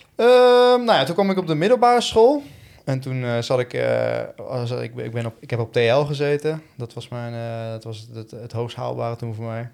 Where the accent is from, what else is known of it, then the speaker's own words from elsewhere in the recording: Tiel, Gelderland, Netherlands; also born or lived in Eindhoven / Woerden; ik ben opgegroeid in, in, eh, in Tiel